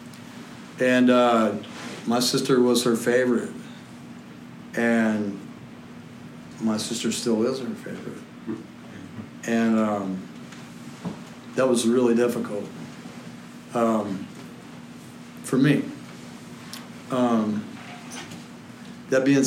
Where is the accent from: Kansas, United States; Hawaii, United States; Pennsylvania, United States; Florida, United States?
Kansas, United States; Salina; I grew up in Salina, Kansas